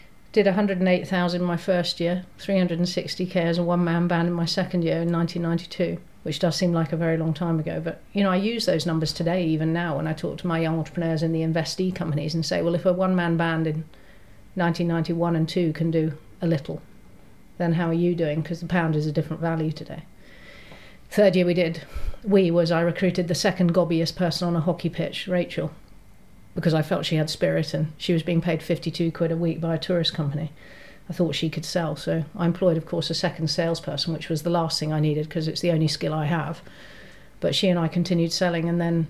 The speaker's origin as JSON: {"language": "English", "country": "Hong Kong", "tie": "born or raised there", "also_born_or_lived": "Germany / Scotland", "said": "So I grew up in Hong Kong, I was born in Germany. Went to school in Scotland, I was the expat brat child."}